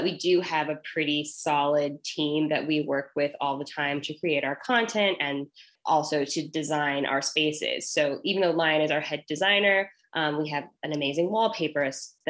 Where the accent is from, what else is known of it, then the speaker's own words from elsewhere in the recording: Denver, Colorado, United States; moved away; I'm from Denver, so I'm going back home